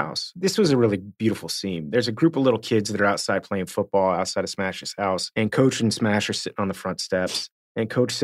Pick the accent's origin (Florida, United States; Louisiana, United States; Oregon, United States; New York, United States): Florida, United States; Miami; I'm from Miami. So I went to this like super baseball high school